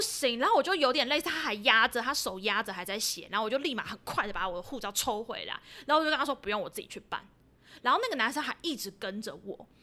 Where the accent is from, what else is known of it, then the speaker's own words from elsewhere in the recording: Taiwan; 找的是台湾来的